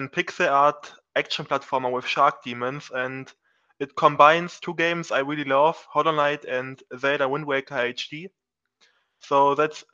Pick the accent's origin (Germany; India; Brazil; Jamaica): Germany; I'm from Germany